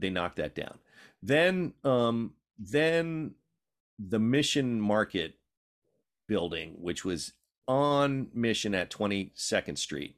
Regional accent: New York City, New York, United States; also born or lived in Philadelphia; now in San Francisco, United States; I was born in Brooklyn, New York.

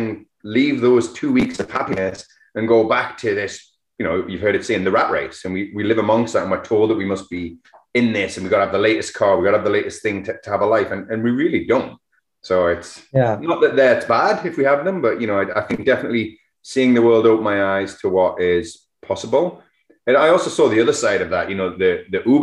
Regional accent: England, United Kingdom; also born or lived in Alberni Valley; now in Canada; being English

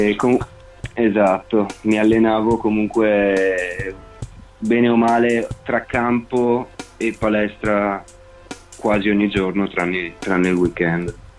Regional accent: Pederobba, Veneto, Italy; Io in realtà sono di Pederobba

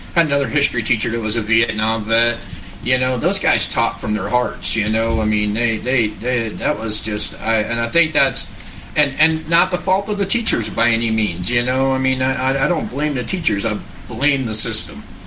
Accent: New York, United States; moved away; I grew up in New York where they salt the roads

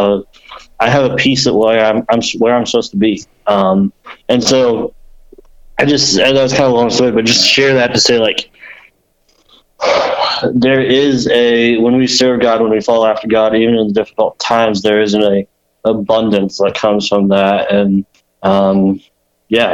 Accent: Indiana, United States; moved away as an adult; now in Ohio, United States; I grew up in Indiana

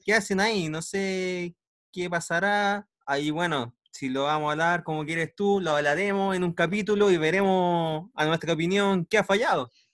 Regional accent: Chile; nosotros, como chilenos

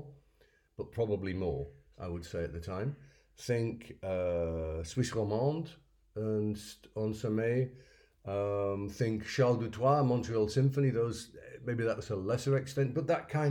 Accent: York, Yorkshire and the Humber, United Kingdom; also born or lived in Kirkbymoorside / Bishopthorpe; I was born and raised in North Yorkshire

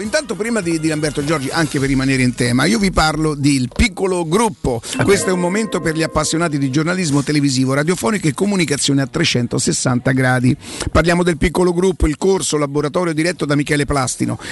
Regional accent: Rome, Lazio, Italy; also born or lived in Primavalle, Rome; Io veramente venivo da Viale Marconi

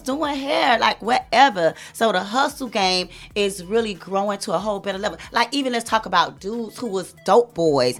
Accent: Miami, Florida, United States; I was born in Jackson Hospital

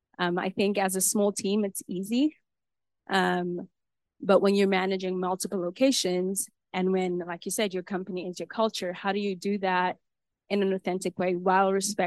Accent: South Africa; now in Utah, United States; I'm a South African, implanted to Utah

